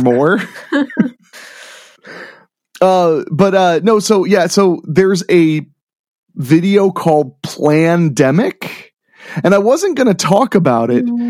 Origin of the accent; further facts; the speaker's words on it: Midwest, United States; I grew up in the Midwest